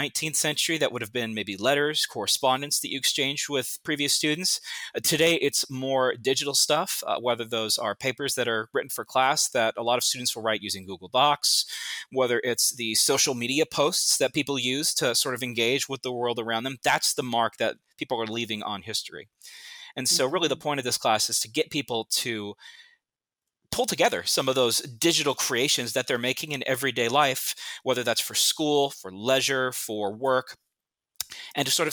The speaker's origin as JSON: {"language": "English", "region": "Southern California", "country": "United States", "tie": "born or raised there", "said": "growing up in Southern California"}